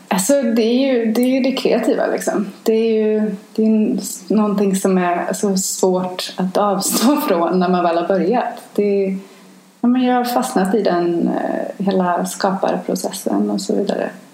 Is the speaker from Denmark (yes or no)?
no; Sweden; moved away as an adult; now in New York, United States; som svensk och som europé